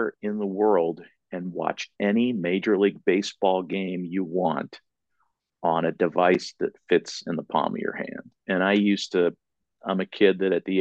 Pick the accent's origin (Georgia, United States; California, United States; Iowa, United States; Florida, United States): California, United States; Northern; I was a kid growing up in Northern California